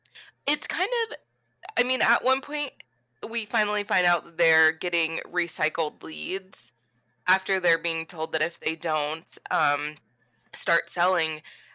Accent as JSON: {"language": "English", "region": "Florida", "country": "United States", "said": "we're from Florida"}